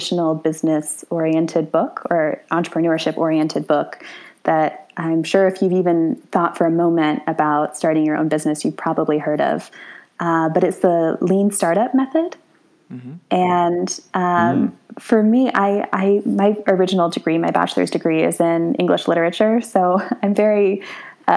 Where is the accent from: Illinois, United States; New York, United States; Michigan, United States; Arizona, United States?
Arizona, United States; Tucson; moved away as an adult; now in Portugal; I'm from Tucson, Arizona, and I love Tucson.